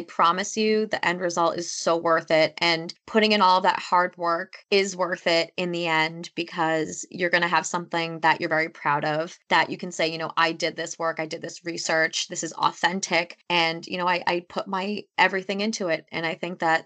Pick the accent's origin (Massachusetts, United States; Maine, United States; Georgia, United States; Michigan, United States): Massachusetts, United States; I grew up in a pretty historic town. I'm from Massachusetts